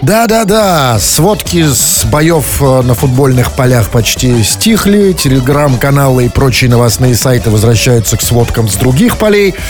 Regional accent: Russia; я россиянин

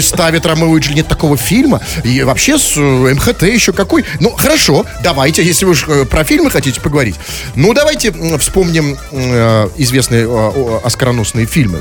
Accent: Saint Petersburg, Russia; also born or lived in Moscow; мы с вами, петербуржцы

